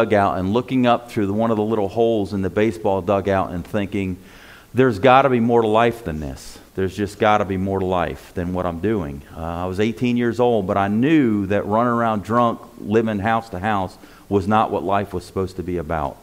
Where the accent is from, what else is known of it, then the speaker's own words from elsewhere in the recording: Paterson, New Jersey, United States; moved away; also born or lived in New York City / Florida; I was born in Paterson, New Jersey.